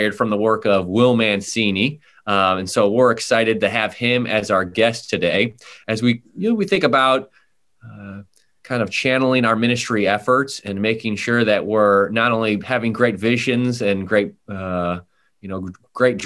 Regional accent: Buffalo, New York, United States; I'm from Buffalo, home of the AFC East champs

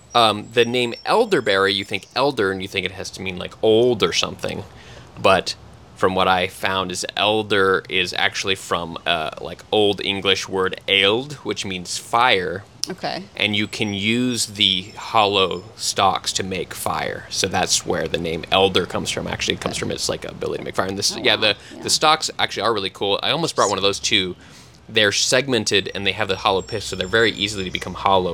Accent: Texas, United States; moved away; I grew up in Texas, and we have the blue bonnets there

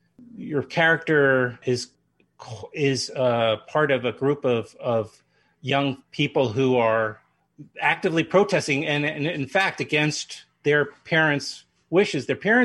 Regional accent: New York, United States; New York.

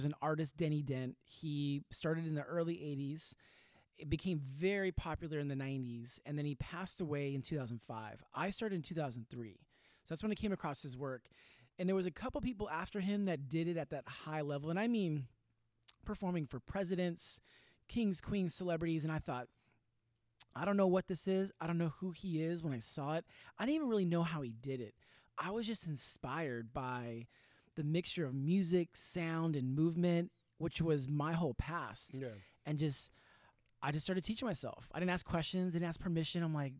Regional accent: Sacramento, California, United States; born or raised there; also born or lived in Whittier, California

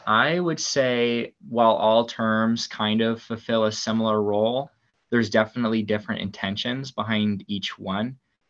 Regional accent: Indianapolis, Indiana, United States; I'm a sophomore here at IU. I'm from Indianapolis originally.

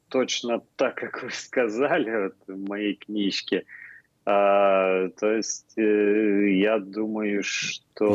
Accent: Lithuania

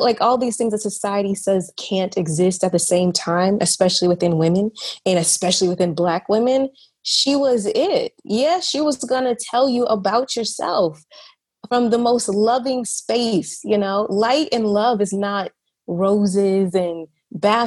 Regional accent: Atlanta, Georgia, United States; moved away as an adult; also born or lived in San Diego; now in Barcelona, Spain; I am from Atlanta, Georgia. I currently live in Barcelona, Spain

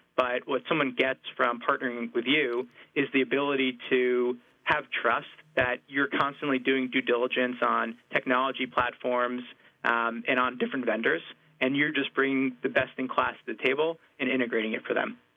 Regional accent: New Jersey, United States; I'm from New Jersey

